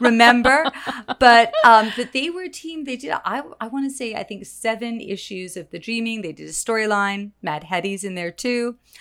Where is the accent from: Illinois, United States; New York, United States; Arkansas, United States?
New York, United States; New York City; I grew up in New York City